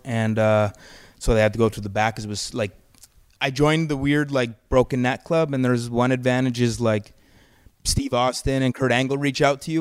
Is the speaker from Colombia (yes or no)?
no; Calgary, Alberta, Canada; moved away; I'm from Calgary